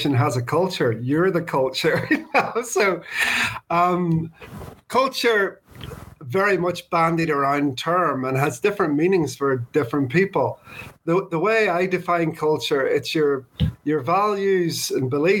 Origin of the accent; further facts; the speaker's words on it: Northern Ireland, United Kingdom; also born or lived in Birmingham, England; I grew up here in Northern Ireland